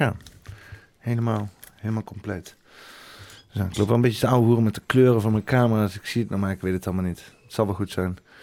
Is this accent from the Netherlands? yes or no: yes; Netherlands; als Nederlander ben dan gewoon heel klein